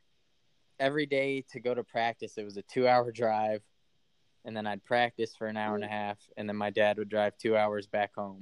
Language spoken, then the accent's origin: English; Kansas City, Missouri, United States; also born or lived in North Carolina; I'm from Kansas City, Missouri